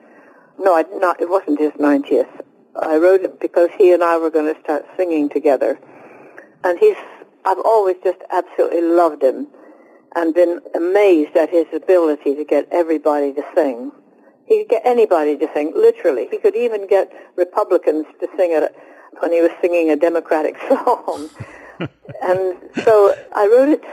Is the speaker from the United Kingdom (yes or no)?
yes; United Kingdom; also born or lived in Oxford; I am British.